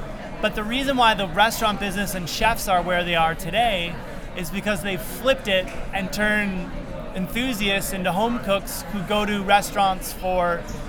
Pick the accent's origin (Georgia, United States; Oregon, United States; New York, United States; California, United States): New York, United States; moved away as an adult; now in Portland, United States; from New York in Portland.